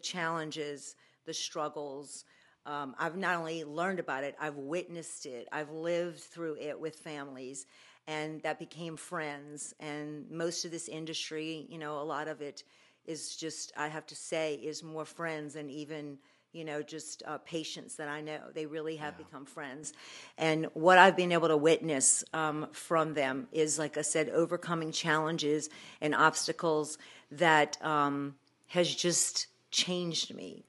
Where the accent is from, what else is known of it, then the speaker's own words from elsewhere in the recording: New Orleans, Louisiana, United States; accent: Brooklyn; I hope people can tell by my voice, but I'm born and raised in New Orleans. And even though a lot of people say I sound like I'm from Brooklyn, I am born and raised in New Orleans